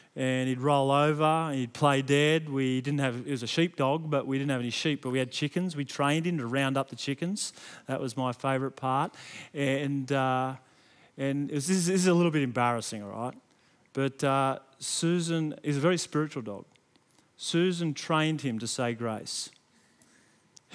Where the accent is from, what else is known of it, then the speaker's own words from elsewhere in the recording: Sydney, New South Wales, Australia; Growing up in Western Sydney, my grandfather had a little market garden